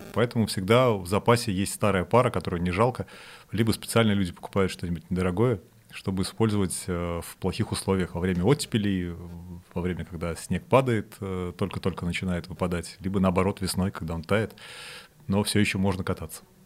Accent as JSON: {"language": "Russian", "region": "Saint Petersburg", "country": "Russia", "tie": "born or raised there", "said": "Я сам из Питера, э, и мы когда в начальной школе ходили на лыжи"}